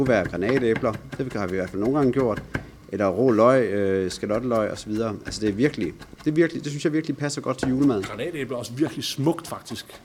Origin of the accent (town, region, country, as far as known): Bornholm, Capital Region of Denmark, Denmark